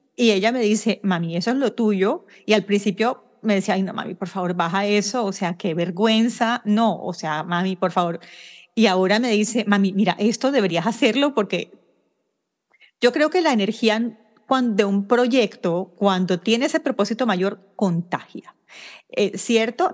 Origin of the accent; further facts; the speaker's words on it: Barranquilla, Atlántico, Colombia; moved away; yo soy barranquillera